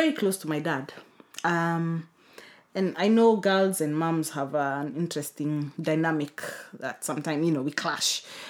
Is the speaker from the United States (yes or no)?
no; Kenya; also born or lived in United Kingdom; I think because I'm Kenyan.